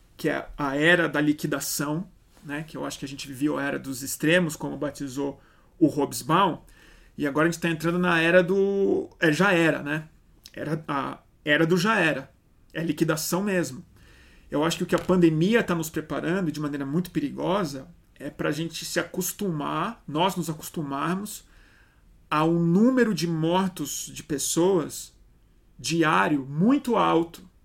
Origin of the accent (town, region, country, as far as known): Brazil